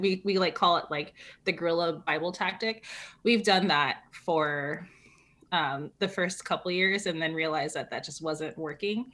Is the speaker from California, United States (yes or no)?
yes; California, United States; moved away; also born or lived in New York City; I grew up in California